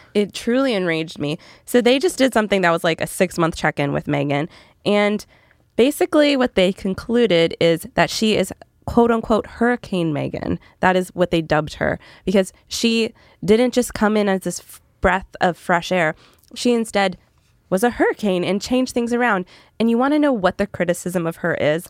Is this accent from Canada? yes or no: yes; Canada; moved away; I'm from Canada originally, so I'm not as big on American Thanksgiving.